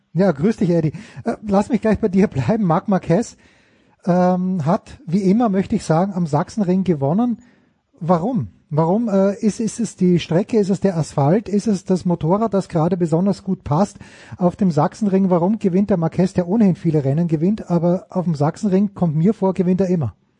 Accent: Austria; ich als Österreicher

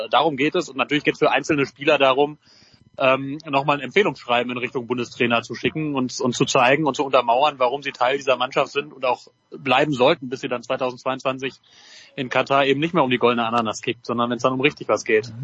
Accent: North Rhine-Westphalia, Germany; als Westfale

